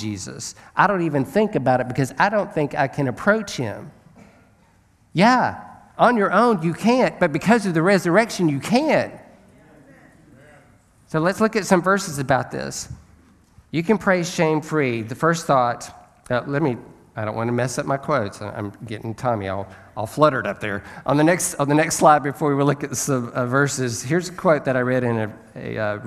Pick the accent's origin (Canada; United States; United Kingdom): United States; Alabama; I'm from Alabama.